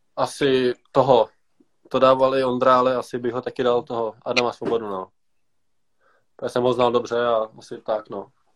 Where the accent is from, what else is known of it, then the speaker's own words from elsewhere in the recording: Pardubice, Pardubice Region, Czechia; Já tady jsem vyrostl už od balička.